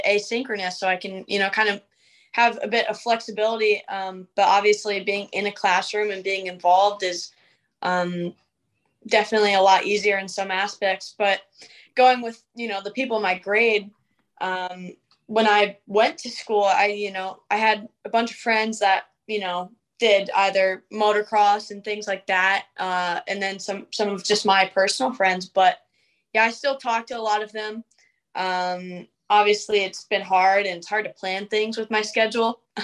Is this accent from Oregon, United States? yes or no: no; Gettysburg, Pennsylvania, United States; I've always gone to school in Gettysburg and like the Gettysburg area school district